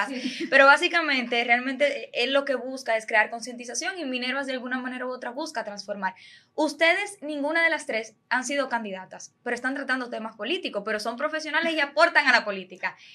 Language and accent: Spanish; Santiago de los Caballeros, Santiago, Dominican Republic; yo soy de Santiago